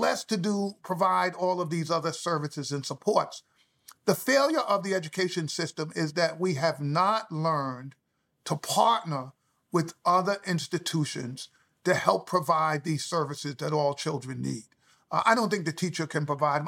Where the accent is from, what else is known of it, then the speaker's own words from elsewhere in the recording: New York City, New York, United States; I grew up in the South Bronx